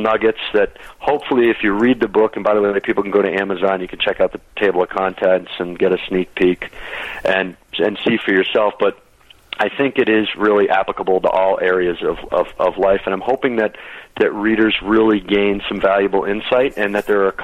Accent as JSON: {"language": "English", "region": "Michigan", "country": "United States", "tie": "born or raised there", "moved": "yes", "lives_now": "Denver, United States", "said": "I grew up in Michigan"}